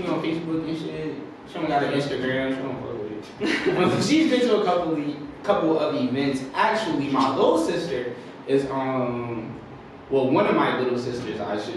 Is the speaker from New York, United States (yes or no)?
no; Richmond, Virginia, United States; also born or lived in New Cornelius (birthplace, unclear); I'm from Richmond, Virginia. I was born in New Cornelius, but I was raised in Richmond, Virginia, from the south side, Chesterfield